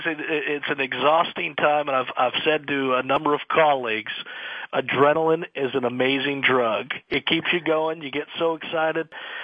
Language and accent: English; Laguna Hills, California, United States; moved away as an adult; now in Louisville, United States; I grew up in Laguna Hills, California, which is in Orange County.